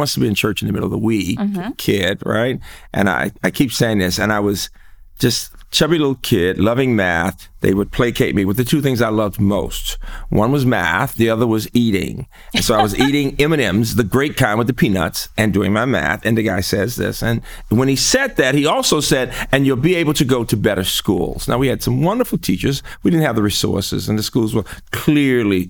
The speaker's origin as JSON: {"language": "English", "town": "Birmingham", "region": "Alabama", "country": "United States", "tie": "born or raised there", "said": "growing up in Birmingham"}